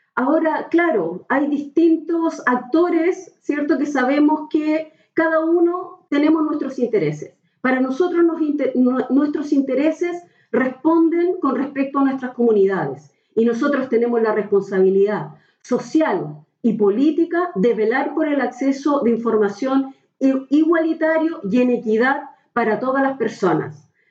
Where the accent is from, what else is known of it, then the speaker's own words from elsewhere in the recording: Valparaíso, Chile; moved away as an adult; now in Santiago, Chile; soy porteña y guanderina de corazón, aunque trabajo en Santiago